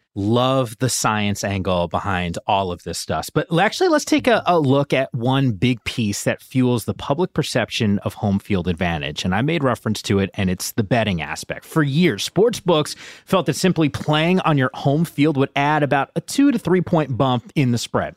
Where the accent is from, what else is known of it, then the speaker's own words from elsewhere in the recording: Northeast, United States; I grew up in the Northeast